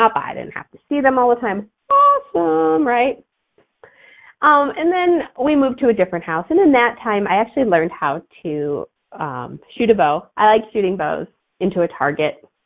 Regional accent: outside of Chicago, Illinois, United States; I grew up outside of Chicago.

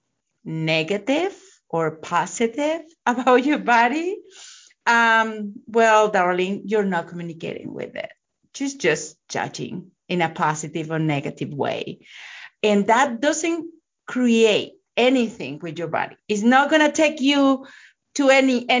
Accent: Mexico; I'm from Mexico

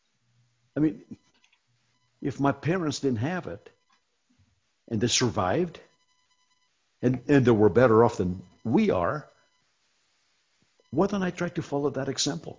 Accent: Iowa, United States; moved away; I was raised in Iowa

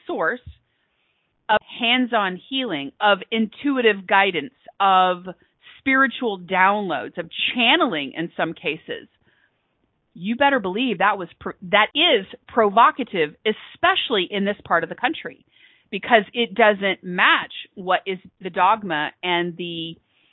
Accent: Texas, United States; So I am a Texan by birth. I consider myself a global citizen. I currently reside in Texas, and I've been here a long

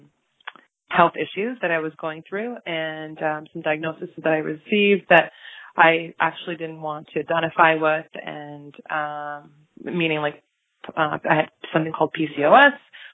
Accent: Toronto, Ontario, Canada; also born or lived in Buenos Aires, Argentina; Born and raised in Toronto, Ontario, yeah. I'm a gal from Toronto

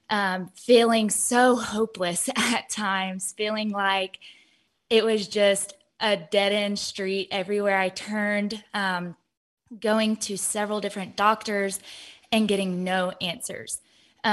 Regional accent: Georgia, United States; also born or lived in Ohio; I'm 26 years old, and I am from Georgia

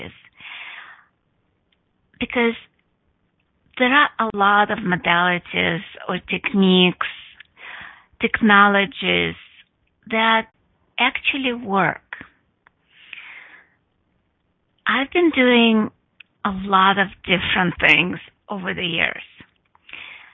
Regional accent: Russia; English is a second language; now in United States; I went to yoga when I was 11, or actually I didn't went to yoga, because in Russia it was forbidden

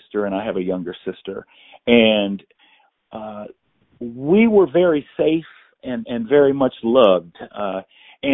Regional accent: Indianapolis, Indiana, United States; I was born in Indianapolis, Indiana

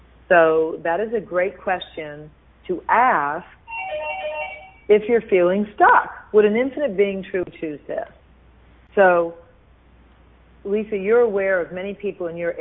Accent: Houston, Texas, United States; I was raised in Houston, Texas by a billionaire

